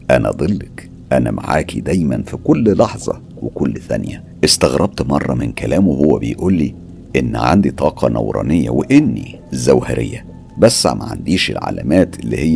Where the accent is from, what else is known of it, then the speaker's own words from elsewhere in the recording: El Mahalla El Kubra, Gharbia, Egypt; أنا أساسا طفولتي كانت في المحلة الكبرى فكل اللي بتحكيه ده أنا عايش تفاصيله